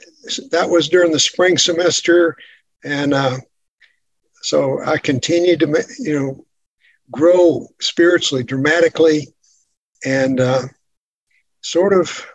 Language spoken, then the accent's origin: English; the Bible Belt, United States; growing up in the Bible Belt.